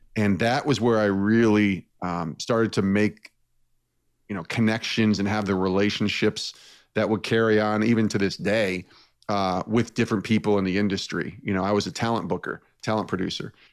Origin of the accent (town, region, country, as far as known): Albany, New York, United States; born or raised there; moved away as an adult